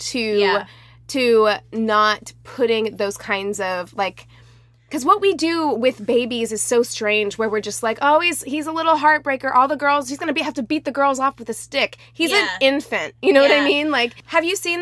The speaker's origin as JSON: {"language": "English", "region": "the Bible Belt", "country": "United States", "tie": "born or raised there", "said": "I grew up in a very religious community, like Bible Belt all the way"}